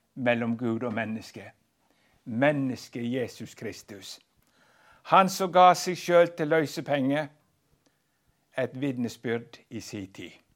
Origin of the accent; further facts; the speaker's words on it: Western Norway, Norway; jeg er fra Vestlandet